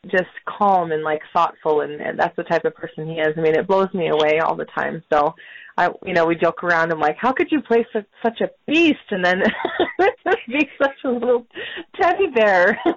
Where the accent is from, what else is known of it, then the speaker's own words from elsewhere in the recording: South Dakota, United States; born there; I was born in South Dakota, in the United States.